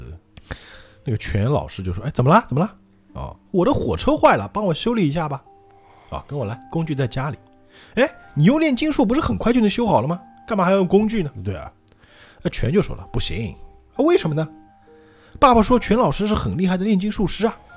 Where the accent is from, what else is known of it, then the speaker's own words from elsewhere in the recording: Changzhou, Jiangsu, China; accent: Changzhou dialect; 我们与常州话